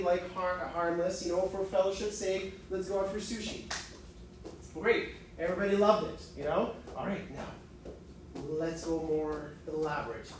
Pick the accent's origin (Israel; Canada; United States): Canada; Edmonton, Alberta; I grew up in Edmonton